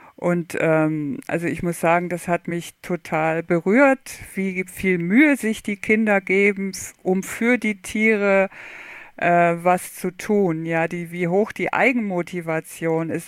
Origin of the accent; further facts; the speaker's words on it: Oldenburg, Lower Saxony, Germany; moved away as an adult; now in Stuttgart, Germany; ich bin aufgewachsen in Oldenburg, Niedersachsen